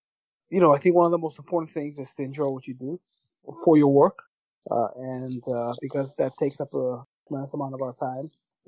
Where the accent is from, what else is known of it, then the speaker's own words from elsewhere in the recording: Brooklyn, New York, United States; obviously, growing up in Brooklyn, seeing the differences in culture and getting Americanized, that was quite a process.